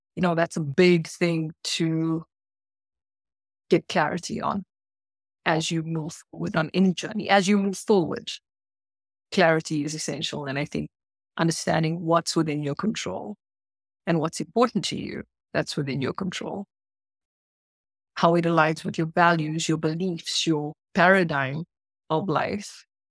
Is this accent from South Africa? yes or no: yes; South Africa; moved away as an adult; now in Canada; not born in not born, uh, anywhere else but South Africa, spent thirty years of my life there and then immigrated to Canada.